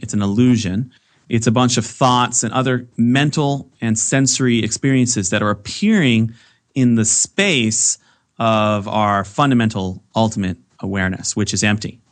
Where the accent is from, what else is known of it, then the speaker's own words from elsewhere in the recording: Boston, Massachusetts, United States; when I was a kid growing up in the Boston area